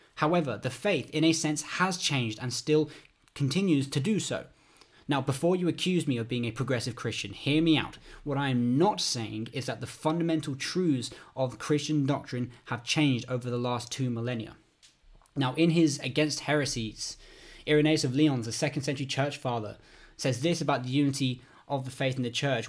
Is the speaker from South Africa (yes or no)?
no; United Kingdom; also born or lived in London; I'm from the United Kingdom. I, I live in London